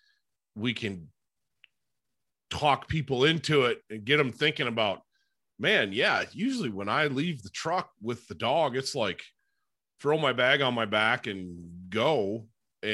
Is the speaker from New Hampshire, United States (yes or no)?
no; Upper Peninsula of Michigan, United States; I grew up in the Upper Peninsula of Michigan